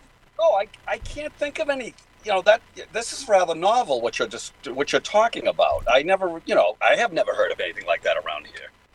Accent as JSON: {"language": "English", "town": "Boston", "region": "Massachusetts", "country": "United States", "accent": "Boston", "said": "my Boston accent"}